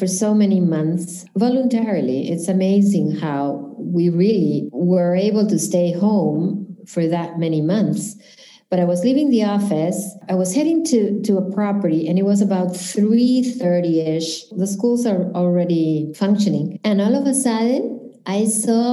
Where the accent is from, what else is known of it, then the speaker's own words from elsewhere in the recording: Lima, Peru; moved away as an adult; now in Key Biscayne, United States; I'm originally from Lima, Peru.